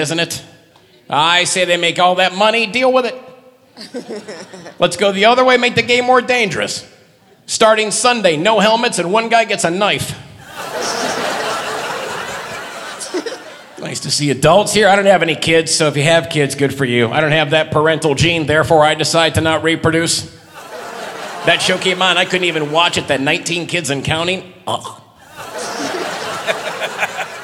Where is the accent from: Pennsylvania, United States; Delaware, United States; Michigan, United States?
Michigan, United States; Detroit; moved away; also born or lived in Florida; I'm from Detroit originally, and I lived in Florida for 12 years.